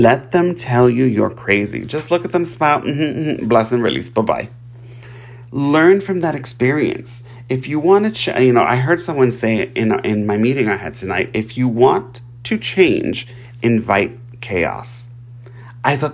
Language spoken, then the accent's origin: English; New York, United States; I'm from New York